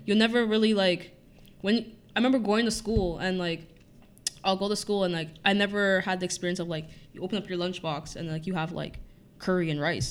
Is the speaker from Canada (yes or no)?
yes; Toronto, Ontario, Canada; born, raised in Scarborough